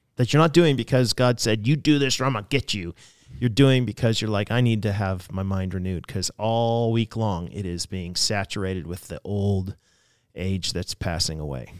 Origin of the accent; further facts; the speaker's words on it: United States; also born or lived in Canada; I was in Canada as an American